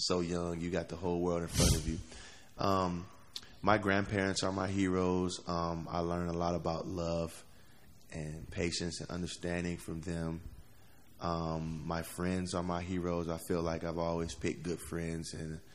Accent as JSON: {"language": "English", "town": "Cleveland", "region": "Ohio", "country": "United States", "said": "I am actually from Cleveland, Ohio"}